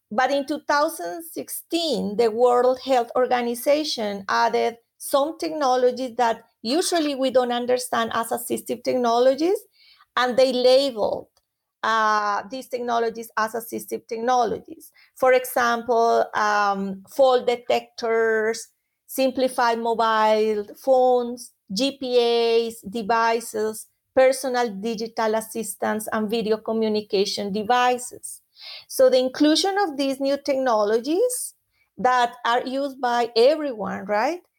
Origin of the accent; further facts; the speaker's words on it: Colombia; moved away; I am from Colombia originally